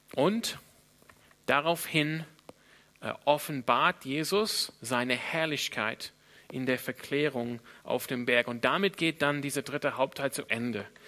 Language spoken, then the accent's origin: German; Australia; now in Germany; wo ich herkomme. In Australien